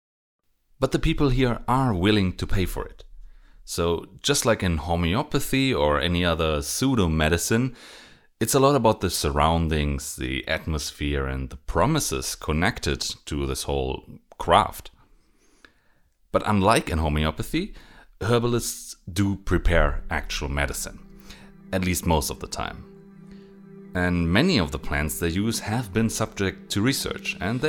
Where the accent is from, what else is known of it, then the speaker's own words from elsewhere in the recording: Germany; I'm a pharmacist from Germany